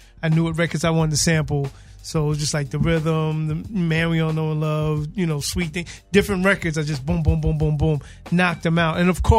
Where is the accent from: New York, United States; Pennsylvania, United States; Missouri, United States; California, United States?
New York, United States; New York City; No, I'm from Queens.